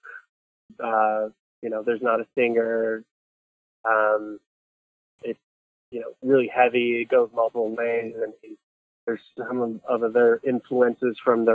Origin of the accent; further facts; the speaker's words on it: Akron, Ohio, United States; moved away as an adult; now in New York City, United States; I'm originally from Akron, Cleveland